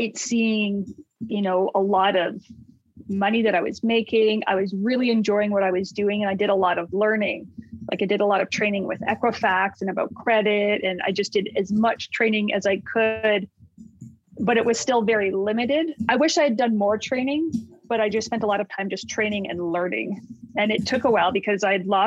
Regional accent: Calgary, Alberta, Canada; I'm from Calgary, Alberta, born and raised

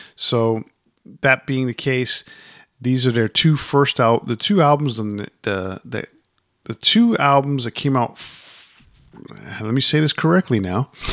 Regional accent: Yonkers, New York, United States; I grew up in Yonkers

